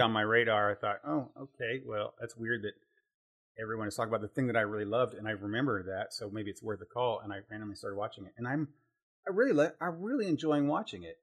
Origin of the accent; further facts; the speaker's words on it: Terre Haute, Indiana, United States; I grew up in Terre Haute, Indiana